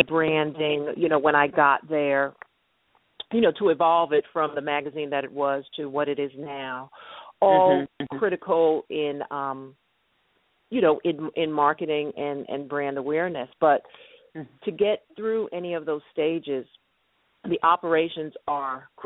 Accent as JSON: {"language": "English", "town": "New York City", "region": "New York", "country": "United States", "tie": "born or raised there", "moved": "as an adult", "lives_now": "Chicago, United States", "said": "I grew up in Brooklyn, New York"}